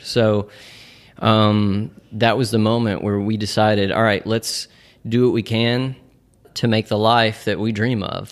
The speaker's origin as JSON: {"language": "English", "town": "Nashville", "region": "Tennessee", "country": "United States", "moved": "as an adult", "lives_now": "Chattanooga, United States", "said": "we are all originally from Nashville, and, uh, we made the move to Chattanooga, about three and a half years ago."}